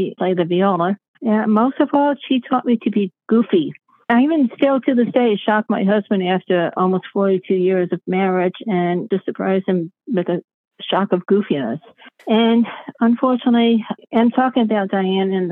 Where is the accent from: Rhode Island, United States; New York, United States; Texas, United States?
New York, United States; New York City; now in upstate New York, United States; I was born in Brooklyn, New York. I live in upstate New York